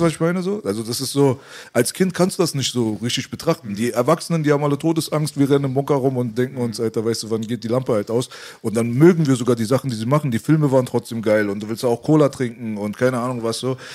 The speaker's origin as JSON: {"language": "German", "country": "Iran", "moved": "yes", "said": "das Land, wo ich herkomme, hat schon immer ein riesengroßes Potenzial gehabt"}